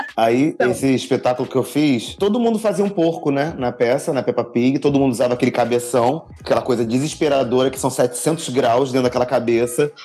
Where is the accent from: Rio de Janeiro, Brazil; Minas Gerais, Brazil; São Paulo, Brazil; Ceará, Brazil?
Rio de Janeiro, Brazil; Niterói; now in Rio de Janeiro, Brazil; Hoje eu moro aqui no Rio, mas eu sou de Niterói, que também é Rio, mas só que é, é município diferente